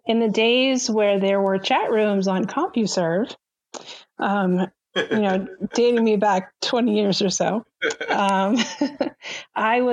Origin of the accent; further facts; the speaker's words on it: Massachusetts, United States; moved away; My husband and I, we're both from Massachusetts